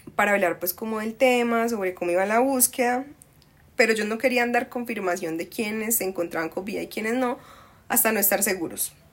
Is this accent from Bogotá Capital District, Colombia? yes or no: no; Medellín, Antioquia, Colombia; accent: paisa; also born or lived in Cali; desde los cuatro años me vine para Medellín, soy más paisa, pero la sangre es de allá